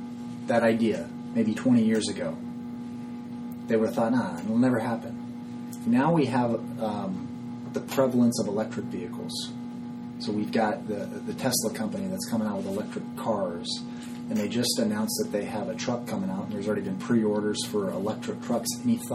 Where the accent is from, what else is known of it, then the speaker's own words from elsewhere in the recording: California, United States; I'm from California.